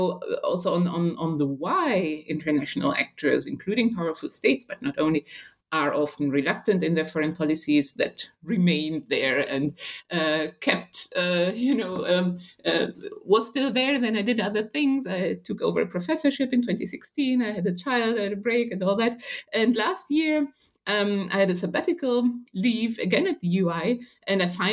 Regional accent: Italy; also born or lived in Israel; now in Germany; Currently not in Israel, but in my hometown in Italy

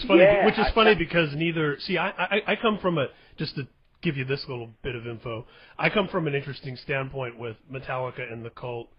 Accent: Indiana, United States; I was growing up in Indiana in the Midwest of America

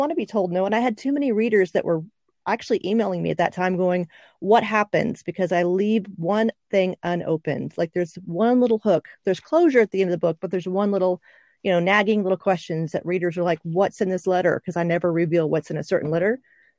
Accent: Oklahoma, United States; also born or lived in Okinawa; 1990, so I'm actually an Oklahoman. And I, since I lived in Okinawa for a while, I'm an Okie from an Okie.

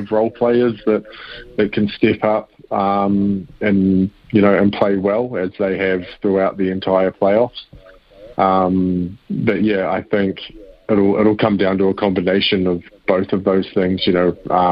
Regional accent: New Zealand; also born or lived in Kansas City; being a Kiwi

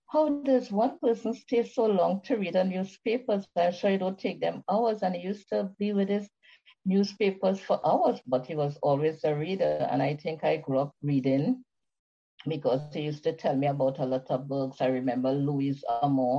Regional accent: Trinidad & Tobago; I'm from the beautiful Caribbean island of Trinidad and Tobago, where I live now.

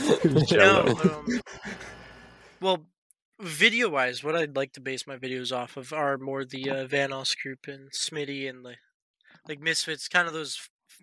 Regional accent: Canada; I grew up because I'm from Canada

